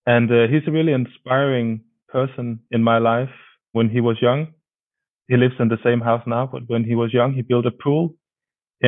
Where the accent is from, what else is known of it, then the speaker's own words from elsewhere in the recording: Denmark; a very small town in like far away from the big cities in Denmark